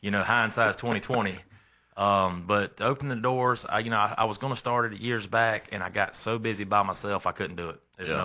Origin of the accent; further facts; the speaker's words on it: Lexington, South Carolina, United States; also born or lived in Columbia, South Carolina; I'm from Lexington. I've been in the Red Bank area all my life. We was actually in Columbia till I was about four